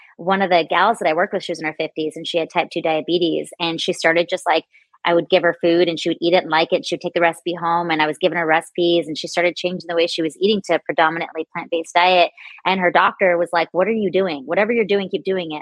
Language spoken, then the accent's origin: English; San Diego, California, United States; grew up on carne asada burritos and all the things uh, growing up in San Diego